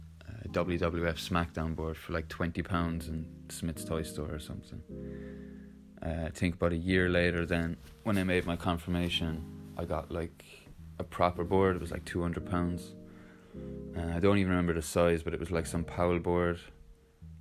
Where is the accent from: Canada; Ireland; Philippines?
Ireland; Limerick, Munster; I'm currently chilling at my back garden in Limerick.